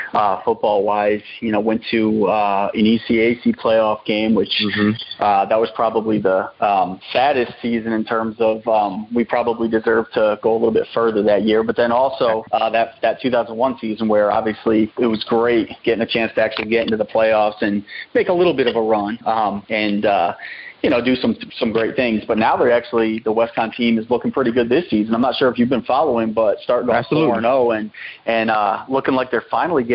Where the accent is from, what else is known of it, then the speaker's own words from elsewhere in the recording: Northeast, United States; growing up in the Northeast